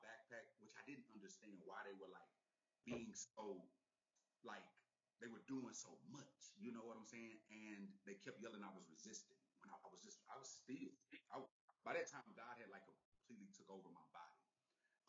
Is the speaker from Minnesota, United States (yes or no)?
no; Texas, United States; now in Los Angeles, United States; I'm from Texas